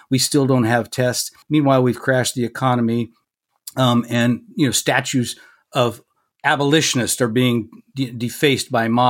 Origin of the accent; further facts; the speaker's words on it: San Francisco, California, United States; in my hometown of San Francisco